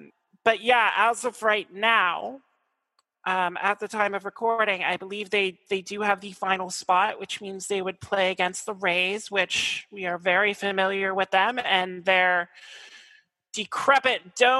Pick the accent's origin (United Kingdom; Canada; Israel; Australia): Canada; Nova Scotia; Nova Scotia is a 24-hour drive to Toronto.